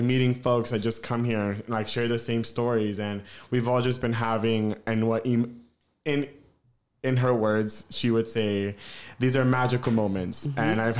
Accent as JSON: {"language": "English", "region": "East Coast", "country": "United States", "said": "Another layer, all three of us, Candace and Kyle, we're all from the East Coast."}